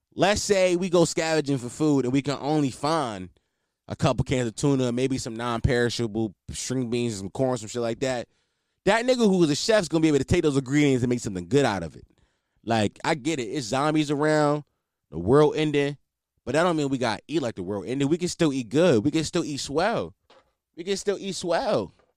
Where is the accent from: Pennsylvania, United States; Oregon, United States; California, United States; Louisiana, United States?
Pennsylvania, United States; Philadelphia; I'm a Philadelphian, born and raised